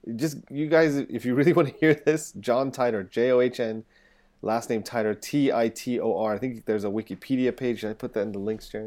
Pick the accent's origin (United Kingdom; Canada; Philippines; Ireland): United Kingdom; England; moved away; I'm English